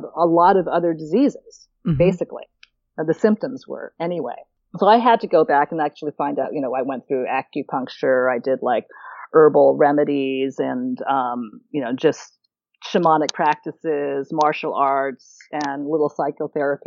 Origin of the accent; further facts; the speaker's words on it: Oakland, California, United States; now in St. Thomas, U.S. Virgin Islands; I'm born and raised in Oakland, California